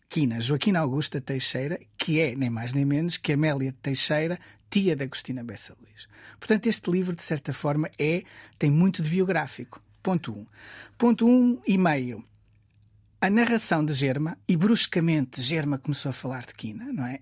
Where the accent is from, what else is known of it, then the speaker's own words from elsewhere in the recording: Guimarães, Norte, Portugal; Nascido e criado em Guimarães, Oliveira do Castelo, Centro Histórico